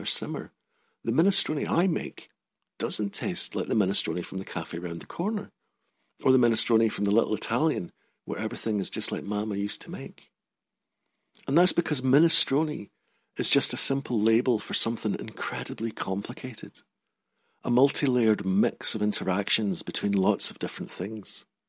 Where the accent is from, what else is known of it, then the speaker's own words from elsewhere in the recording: Scotland, United Kingdom; I changed it, just in time to move to a different part of Scotland, where my accent was now deemed too rough.